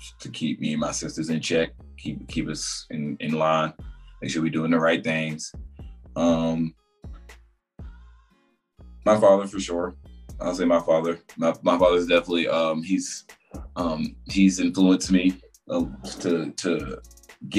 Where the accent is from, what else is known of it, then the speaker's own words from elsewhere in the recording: Raleigh, North Carolina, United States; also born or lived in Goldsboro, North Carolina; I'm from Raleigh, North Carolina, the real 919.